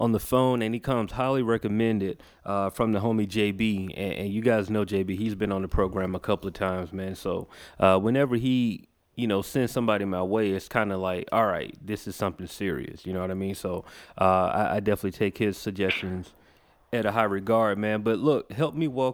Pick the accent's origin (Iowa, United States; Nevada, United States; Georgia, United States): Georgia, United States; Macon; I grew up in a city called Macon, Georgia